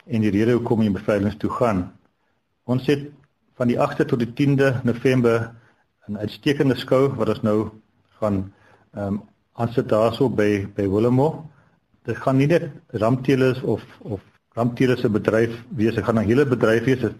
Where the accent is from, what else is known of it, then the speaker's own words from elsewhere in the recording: Eastern Cape, South Africa; Ek kom van Nanstuurdag in Klipplaasse area.